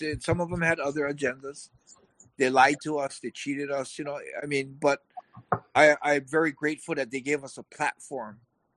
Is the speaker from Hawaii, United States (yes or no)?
yes; Hawaii, United States; I'm from Hawaii, I'm American